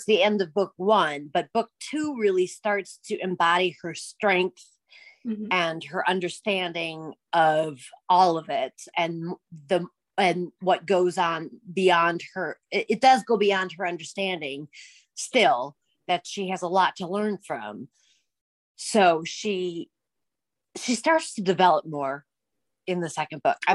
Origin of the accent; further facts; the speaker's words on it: Minnesota, United States; I'm from Minnesota